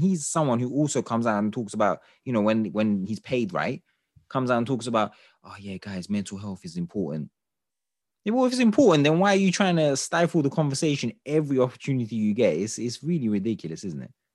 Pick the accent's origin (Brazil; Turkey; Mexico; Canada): Turkey; I'm from Turkey myself